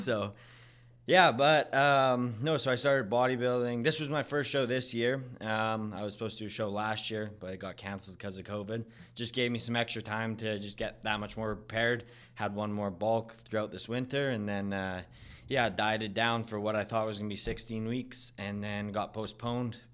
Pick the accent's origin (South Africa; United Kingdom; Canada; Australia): Canada; Vernon, British Columbia; I'm from Vernon